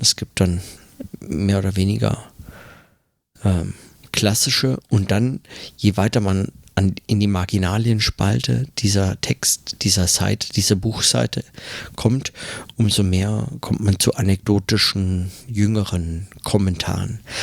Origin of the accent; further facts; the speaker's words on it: Germany; now in New York, United States; bei uns in Deutschland